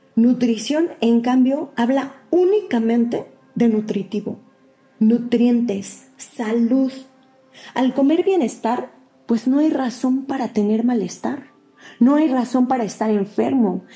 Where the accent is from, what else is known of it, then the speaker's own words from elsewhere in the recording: Mexico; Yo soy mexicano